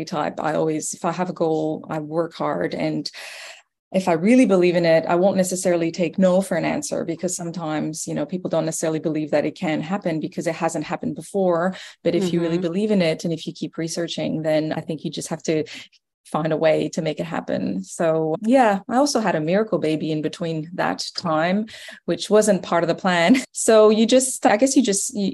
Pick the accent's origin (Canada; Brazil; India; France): Canada; accent: French Canadian; moved away as an adult; now in Australia; as you may hear from my accent, I'm originally Canadian, French Canadian at that. And I actually moved here about 15 years ago.